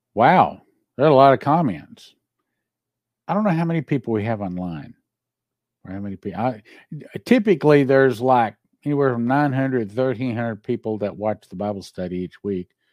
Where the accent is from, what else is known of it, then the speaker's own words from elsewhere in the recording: Texas, United States; I'm from Texas